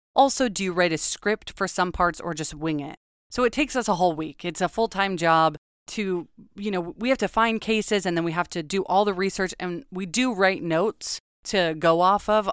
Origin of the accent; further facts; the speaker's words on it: Los Angeles, California, United States; moved away as an adult; now in Oregon, United States; I'm from Los Angeles. I was born and raised there